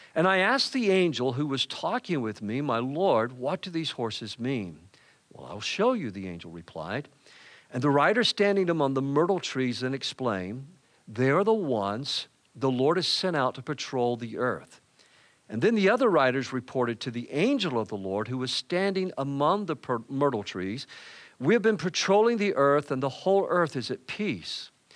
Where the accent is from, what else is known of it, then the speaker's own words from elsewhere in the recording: Georgia, United States; my home state of Georgia